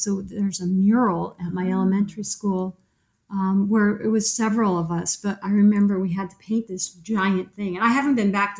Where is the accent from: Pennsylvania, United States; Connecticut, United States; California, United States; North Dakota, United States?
Connecticut, United States; East Hartford; I grew up in East Hartford, in rural East Hartford.